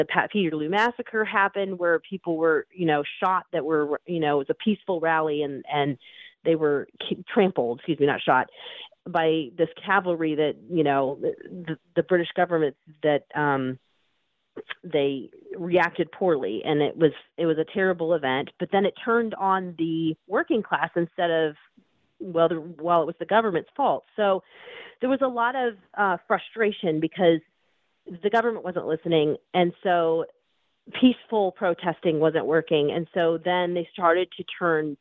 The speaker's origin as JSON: {"language": "English", "country": "United States", "said": "as an American"}